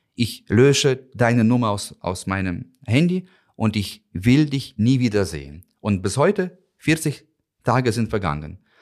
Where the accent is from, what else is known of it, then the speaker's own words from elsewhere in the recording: Ukraine; moved away as an adult; now in Berlin, Germany; für mich als Ukrainer, aber auch als Botschafter